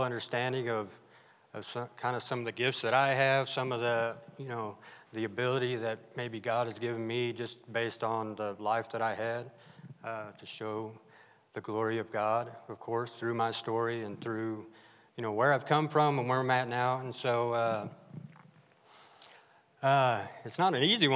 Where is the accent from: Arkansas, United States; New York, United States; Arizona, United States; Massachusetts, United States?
Arkansas, United States; also born or lived in California; my family moved out to Arkansas, which I loved